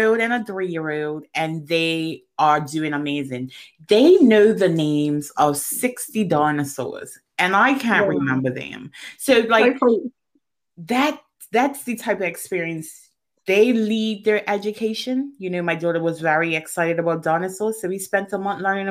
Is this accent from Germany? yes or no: no; Bermuda; I grew up in Bermuda